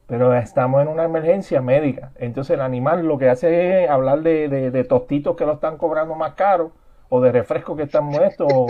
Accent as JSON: {"language": "Spanish", "country": "Puerto Rico", "said": "como somos los puertorriqueños"}